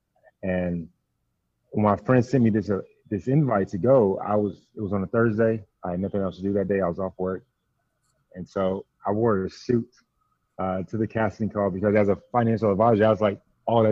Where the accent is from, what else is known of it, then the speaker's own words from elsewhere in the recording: Grand Prairie, Texas, United States; I'm from Grand Prairie, Texas